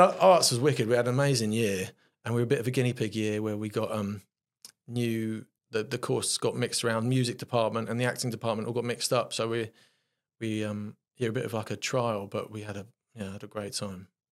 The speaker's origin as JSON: {"language": "English", "region": "London", "country": "United Kingdom", "tie": "born or raised there", "said": "I grew up in South London in Streatham, West Norwood sort of area"}